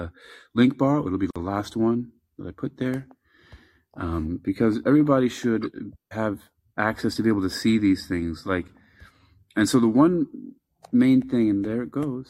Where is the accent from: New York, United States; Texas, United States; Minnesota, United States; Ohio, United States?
New York, United States; I'm from New York.